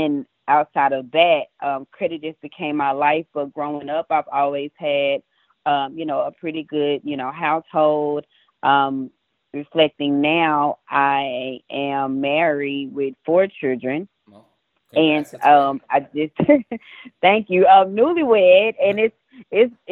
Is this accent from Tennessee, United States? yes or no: no; Dallas, Texas, United States; I grew up in Dallas, Texas, born and raised all of my life